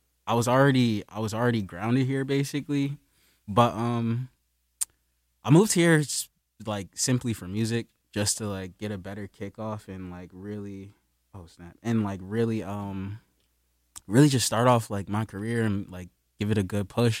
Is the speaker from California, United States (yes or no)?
no; Wilmington, Delaware, United States; moved away as an adult; now in Philadelphia, United States; I grew up in Wilmington. So I moved, like, but I was, like, my family's here, so it was like back and forth between Wilmington and Philly growing up